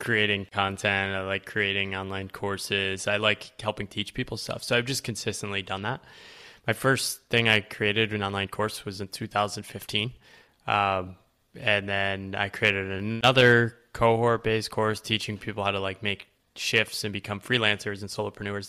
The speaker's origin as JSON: {"language": "English", "region": "Connecticut", "country": "United States", "tie": "born or raised there", "said": "So I was born in Connecticut. Uh, the woodsy part of Connecticut. So, kinda grew up small town"}